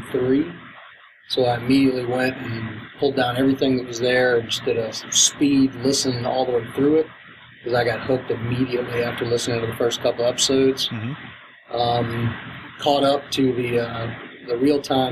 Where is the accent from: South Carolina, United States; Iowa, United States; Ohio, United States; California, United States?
South Carolina, United States; I'm from South Carolina